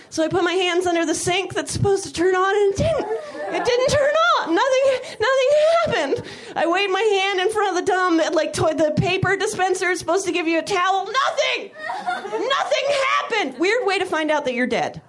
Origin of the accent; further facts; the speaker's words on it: Napa, California, United States; also born or lived in San Francisco, California; now in Los Angeles, United States; I grew up not far from SF. I grew up in Napa, California